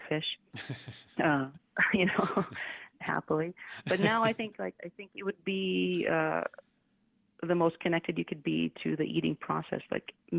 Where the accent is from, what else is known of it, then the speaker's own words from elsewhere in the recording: Coral Harbour, Nunavut, Canada; also born or lived in Saskatoon; I grew up in Coral. So that's where my family is still from